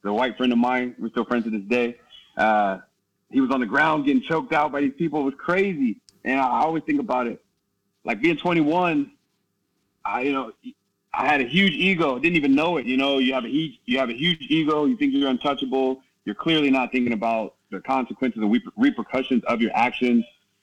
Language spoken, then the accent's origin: English; Herndon, Virginia, United States; moved away as an adult; also born or lived in Norway / Ireland / Santa Monica, California; now in Kos, Greece; I grew up in Herndon, Virginia, Northern Virginia